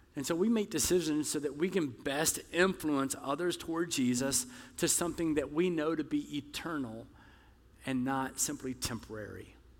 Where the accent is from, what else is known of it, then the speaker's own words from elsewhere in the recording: the South, United States; I'm from the South